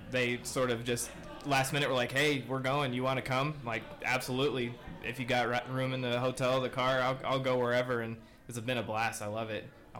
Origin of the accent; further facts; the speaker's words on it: Burlington, Iowa, United States; Southeast Iowa, Burlington, Iowa.